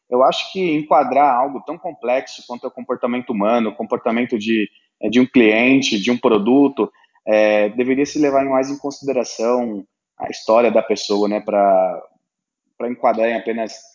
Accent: São Paulo, Brazil; o meu propósito hoje é diferente do propósito que eu tinha quando eu vim do interior de São Paulo.

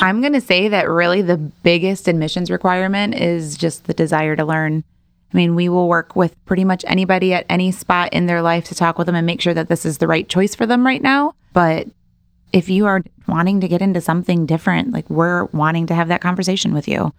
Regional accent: Rolling Meadows, Illinois, United States; moved away as an adult; also born or lived in DeKalb, Illinois; now in Rockford, United States; I am actually from Rolling Meadows. So, Arlington Park Racetrack was basically my backyard

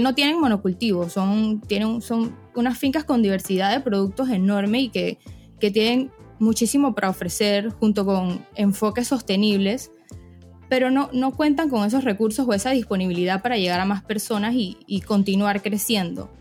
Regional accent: Panama; also born or lived in Florida; soy panameña, tengo 24 años, yo estudié finanzas e información de sistemas en Florida

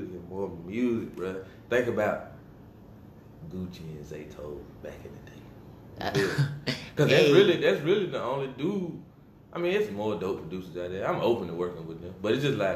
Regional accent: Rock Hill, South Carolina, United States; I'm from Rock Hill.

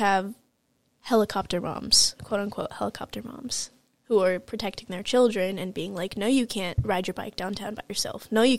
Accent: Detroit, Michigan, United States; I grew up in Detroit, Michigan.

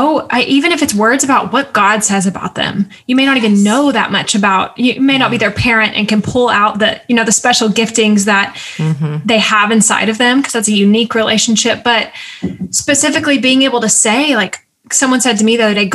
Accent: the South, United States; I'm also from the South

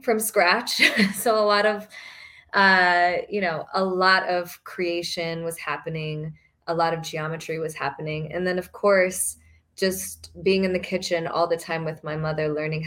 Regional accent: Fort Worth, Texas, United States; I grew up in Fort Worth, Texas, and went to majority white schools.

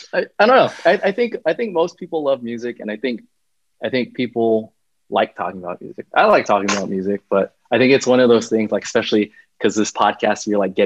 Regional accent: Stockton, California, United States; I was in Stockton, born and raised in Stockton. I don't know if you know a little bit about Stockton, but like Stockton is pretty, it's behind on pretty much everything.

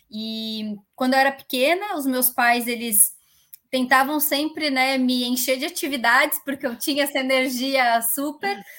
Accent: Caxias do Sul, Rio Grande do Sul, Brazil; now in Barueri, Brazil; Nascida e criada. Eu fiquei a minha vida inteira lá, faz menos de cinco anos que eu moro em São Paulo, que eu mudei para São Paulo.

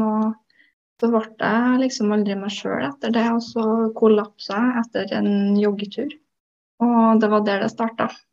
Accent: Trøndelag, Norway; also born or lived in Oslo; Jeg flytta jo fra Oslo tilbake til Trøndelag igjen etter det

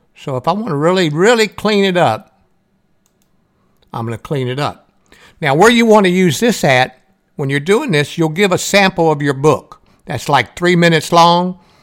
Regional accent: the South, Southern United States, United States; accent: Southern; I have a Southern voice. There's nothing I can do about my accent and how I talk

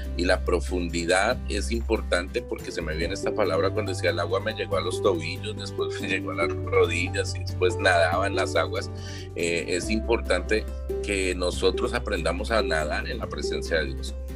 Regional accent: Bogotá, Colombia; moved away as an adult; now in United States; soy originario de Colombia, de Colombia, de Bogotá

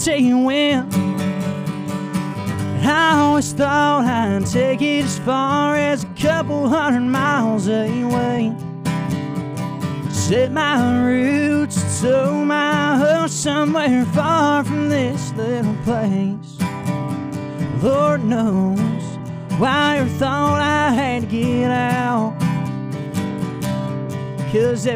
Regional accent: La Vernia, Texas, United States; I grew up in Laverne, Texas

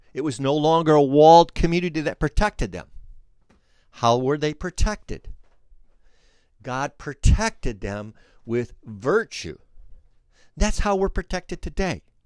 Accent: Flint, Michigan, United States; we're from Flint

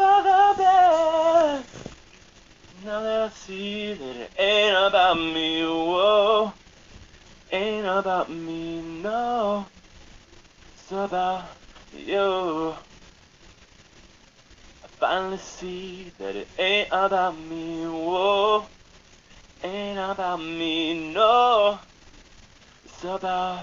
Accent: Lansdale, Pennsylvania, United States; my hometown of Lansdale

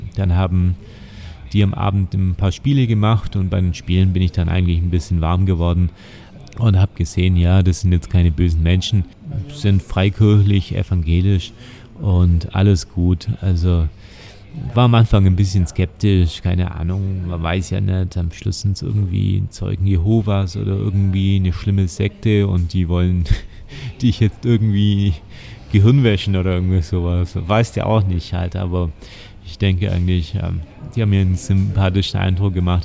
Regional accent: Oberelchingen, Bavaria, Germany; ich komme aus Oberelching, das sind genau 10 Kilometer bis in die Innenstadt von Ulm

